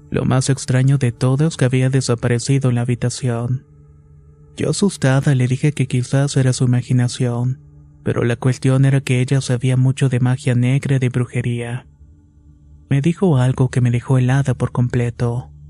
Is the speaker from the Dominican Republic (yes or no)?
yes; Mao, Valverde, Dominican Republic; Soy de Mao, República Dominicana, y anteriormente no era creyente de la brujería.